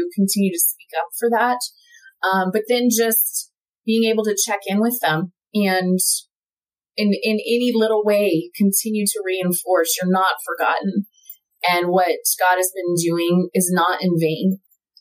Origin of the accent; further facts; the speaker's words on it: United States; I have a responsibility as an American